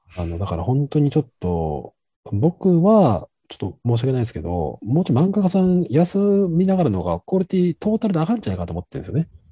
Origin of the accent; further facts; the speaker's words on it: Kansai, Japan; 当時僕関西出身で